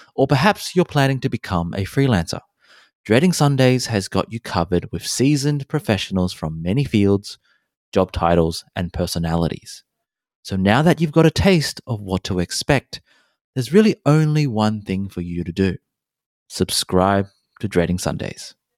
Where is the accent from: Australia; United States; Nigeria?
Australia; also born or lived in Hong Kong; I was born in Hong Kong, raised in Australia